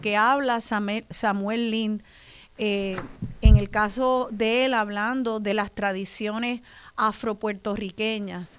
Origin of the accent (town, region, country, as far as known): Puerto Rico